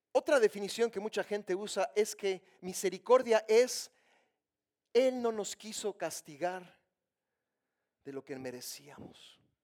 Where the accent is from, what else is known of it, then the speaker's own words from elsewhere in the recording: Mexico; Yo soy mexicano